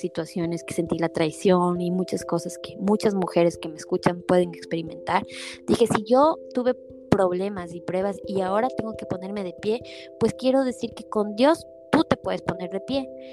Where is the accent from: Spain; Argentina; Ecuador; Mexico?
Ecuador; moved away as an adult; crecí siendo publicista en Ecuador